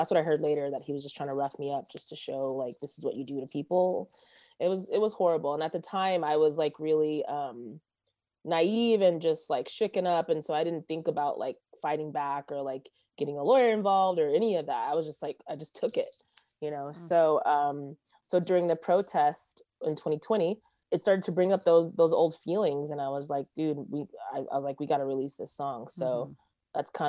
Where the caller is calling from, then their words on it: Los Angeles, California, United States; I am zooming in from Los Angeles, California, like Studio City area